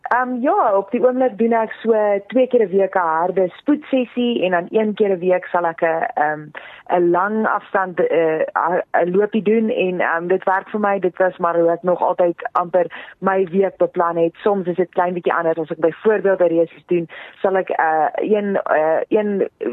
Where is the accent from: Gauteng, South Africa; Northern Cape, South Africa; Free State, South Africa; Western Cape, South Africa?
Free State, South Africa; moved away; gebore en groot geword daar in die Vrystaat